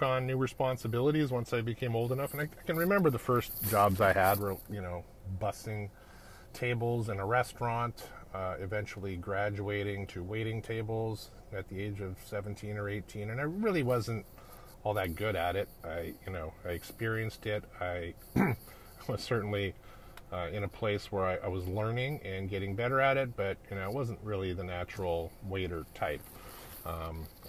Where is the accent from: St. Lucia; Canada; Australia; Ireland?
Canada; Edmonton, Alberta; now in Novato, United States; I'm a Canadian kid. I grew up in a town called Edmonton, Alberta, up in the Great White North